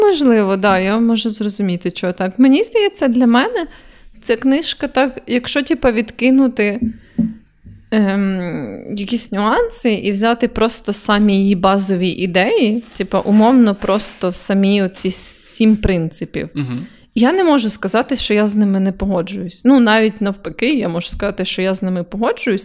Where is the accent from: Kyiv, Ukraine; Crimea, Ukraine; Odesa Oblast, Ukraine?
Kyiv, Ukraine